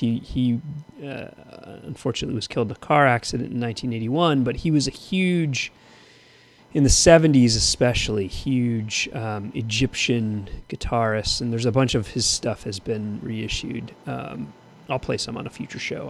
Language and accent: English; Thousand Oaks, California, United States; when I grew up in Thousand Oaks